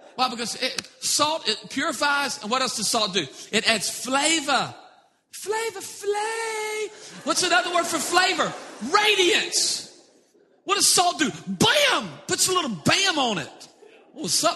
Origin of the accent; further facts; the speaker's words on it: South Louisiana, United States; I'm from South Louisiana, we are addicted to sodium